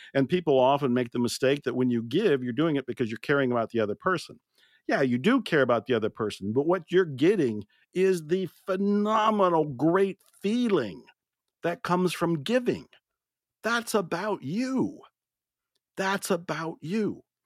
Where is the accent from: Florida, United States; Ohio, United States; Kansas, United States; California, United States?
Ohio, United States; moved away; also born or lived in Texas; I was born and raised in Ohio, which is a state way up north in the Midwest in the States